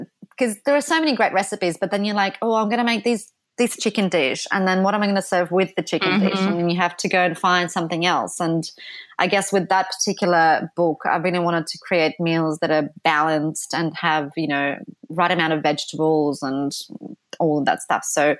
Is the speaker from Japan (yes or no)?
no; Poland; English is a second language; now in London, United Kingdom; We're both from Poland, so it was just really fun way to see all different countries and spend time outdoors.